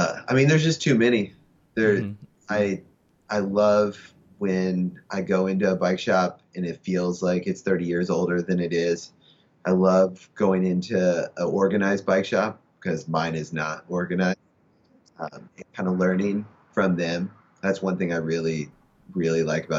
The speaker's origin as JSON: {"language": "English", "region": "Southern Indiana", "country": "United States", "moved": "yes", "lives_now": "Los Angeles, United States", "said": "I'm from Southern Indiana"}